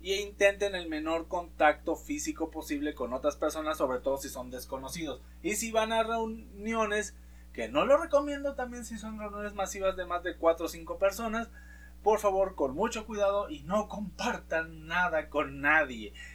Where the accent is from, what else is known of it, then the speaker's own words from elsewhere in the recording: Mexico; nosotros como mexicanos